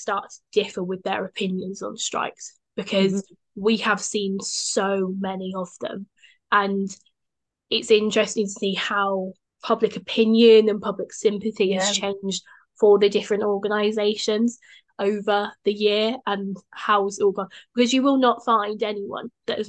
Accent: London, United Kingdom; As a Londoner

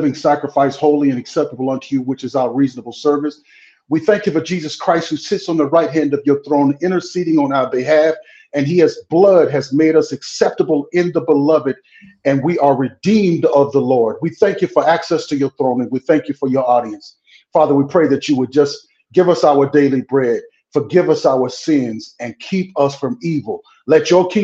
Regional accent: Mississippi, United States; now in Arizona, United States; I'm from Mississippi. I was born and raised in Mississippi

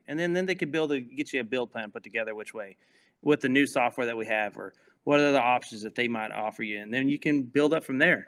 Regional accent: Mineola, Texas, United States; moved away; the town's called Mineola. It's a little small town

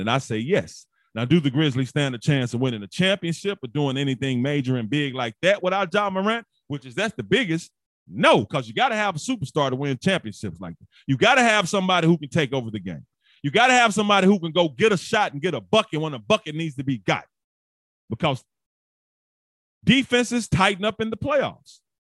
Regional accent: Memphis, Tennessee, United States; I'm from Memphis, everybody who don't know, and I still live in Memphis

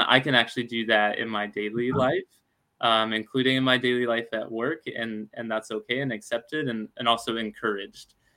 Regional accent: Alabama, United States; now in Seattle, United States; I'm from Alabama

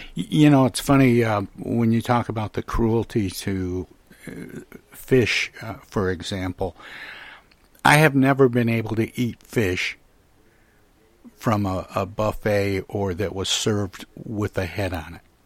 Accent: Midwest, United States; I grew up in the Midwest

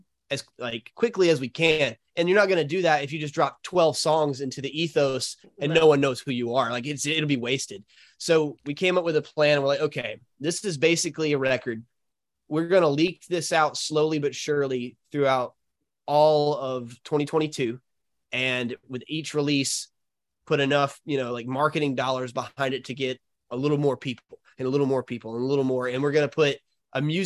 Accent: Alabama, United States; We're from Alabama

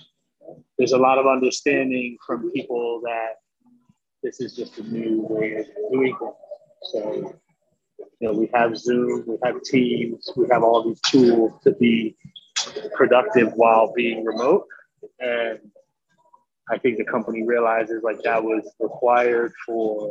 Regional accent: New York City, New York, United States; also born or lived in Andover, Massachusetts; now in Long Island, United States; I was born and raised in the Bronx. And I currently live in Long Island, New York

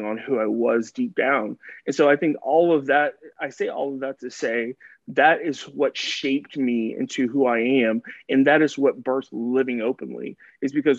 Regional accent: Dallas, Texas, United States; So I am from Dallas, Texas. I've been born and raised

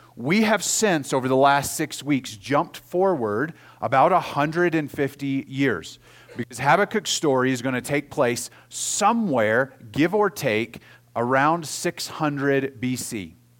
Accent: Oklahoma, United States; moved away; I grew up in Oklahoma

